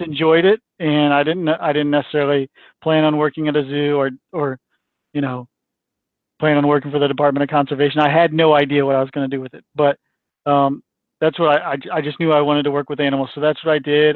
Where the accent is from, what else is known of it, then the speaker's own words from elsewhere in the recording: St. Louis, Missouri, United States; I grew up in St. Louis.